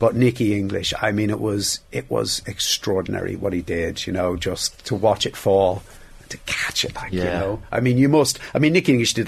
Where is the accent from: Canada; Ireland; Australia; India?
Ireland; Dublin, Leinster; I was from Dublin.